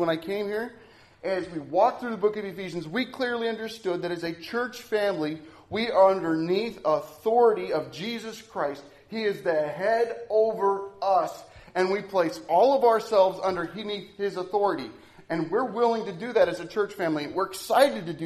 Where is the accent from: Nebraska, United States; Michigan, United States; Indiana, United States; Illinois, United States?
Nebraska, United States; I'm from Nebraska.